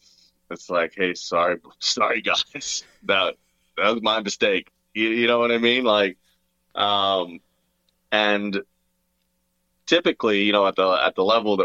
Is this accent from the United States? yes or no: no; Australia; born there; accent: hybrid; also born or lived in Canada; So for me, actually, so I was born in Australia. That's why I have like kind of a weird, well, I don't know, I think I have like a hybrid accent.